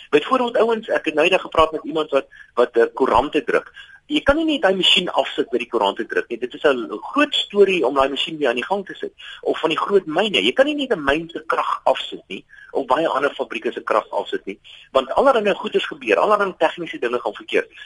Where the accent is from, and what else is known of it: South Africa